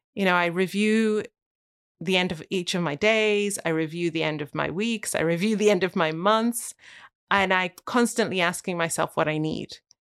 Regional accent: Wales, United Kingdom; moved away; I never knew I was gonna live here when I was born and grew, grew, growing up in Wales.

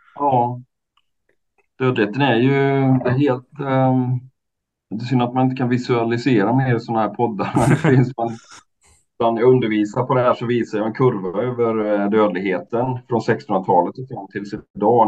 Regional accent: Mariestad, Västra Götaland, Sweden; min hemstad Mariestad

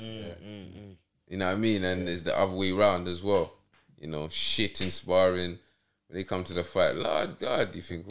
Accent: London, United Kingdom; I'm from New Cross

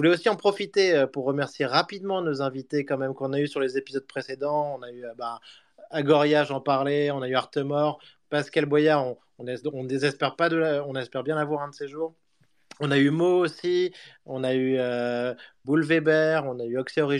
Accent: France; je suis français, donc autant.

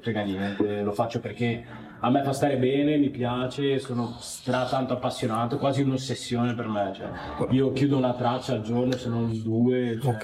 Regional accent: Padua, Veneto, Italy; io sono di Padova, sono nato qua

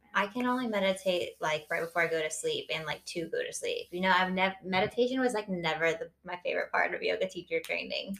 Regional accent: Florida, United States; moved away; I'm from Florida, so not quite as exciting, but very hot.

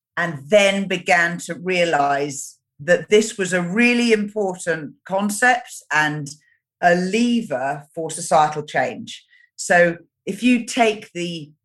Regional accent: United Kingdom; moved away as an adult; now in New Zealand; I was born in Great Britain and I now live in New Zealand.

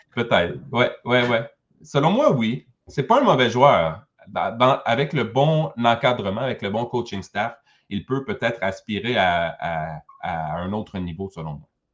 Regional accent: Quebec, Canada; ici au Québec

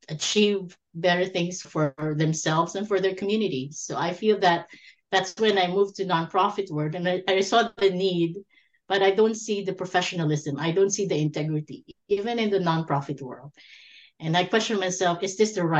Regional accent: Philippines; moved away as an adult; now in Canada; I was born and raised in the Philippines

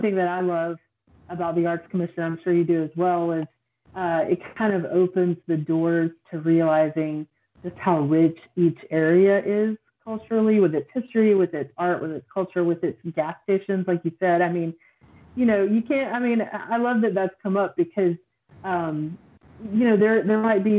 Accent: Clinton, Mississippi, United States; also born or lived in Jackson / Memphis; I grew up in Clinton here and then lived in Jackson, and then I moved to Memphis for a long time and then just came back right before quarantine

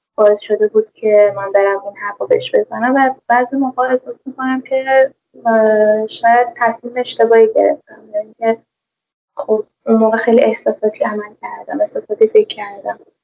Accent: Tehran, Tehran Province, Iran; also born or lived in Zanjan; اهل تهرانم ولی زنجان درس میخونم

